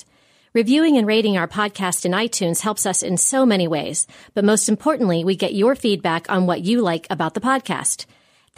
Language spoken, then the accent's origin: English; Grandview Heights, Ohio, United States; I grew up in the Tri-Village area in Grandview